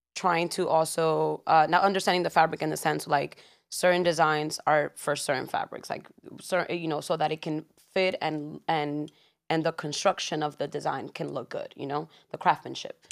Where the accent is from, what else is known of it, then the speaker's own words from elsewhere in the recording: New York, United States; born in New York, born and raised in Washington Heights.